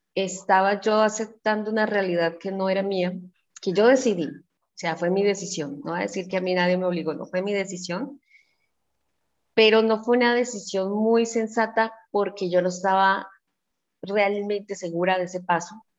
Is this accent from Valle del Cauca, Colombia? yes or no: yes; Cali, Valle del Cauca, Colombia; soy de Santiago de Cali, eh, al suroccidente de Colombia